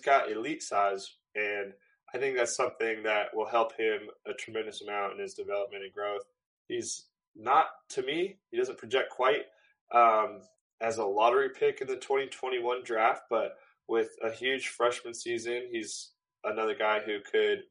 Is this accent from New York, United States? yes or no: no; Phoenix, Arizona, United States; my hometown where I grew up, where I went to school